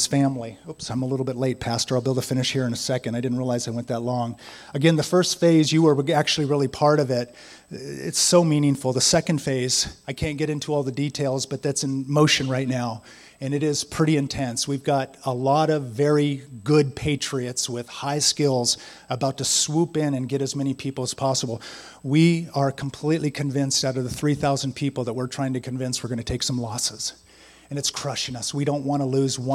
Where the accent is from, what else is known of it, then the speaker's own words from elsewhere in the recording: San Diego, California, United States; I grew up in San Diego